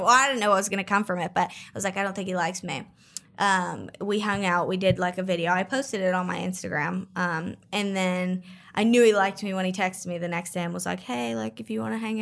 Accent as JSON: {"language": "English", "town": "Pittsburgh", "region": "Pennsylvania", "country": "United States", "said": "I'm from Pittsburgh"}